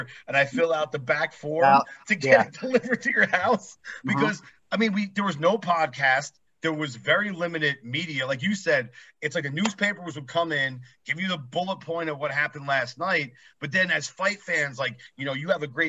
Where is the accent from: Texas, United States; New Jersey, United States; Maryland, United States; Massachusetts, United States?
New Jersey, United States; moved away; I'm originally from New Jersey